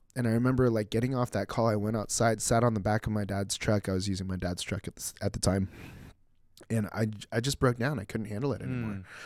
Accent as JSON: {"language": "English", "town": "Mission Viejo", "region": "California", "country": "United States", "tie": "born or raised there", "said": "we grew up in Mission Viejo."}